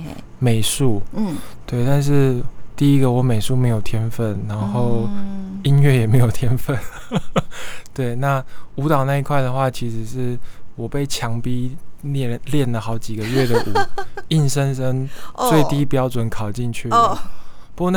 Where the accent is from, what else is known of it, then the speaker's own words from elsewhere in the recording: Pingtung County, Taiwan; 哎，对，我是屏东人，其实我是屏东人，